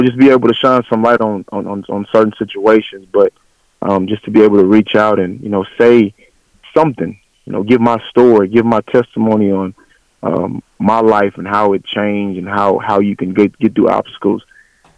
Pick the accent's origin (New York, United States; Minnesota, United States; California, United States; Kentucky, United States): California, United States; Los Angeles; moved away; also born or lived in Lufkin, Texas; I was born and raised in South Central Los Angeles, California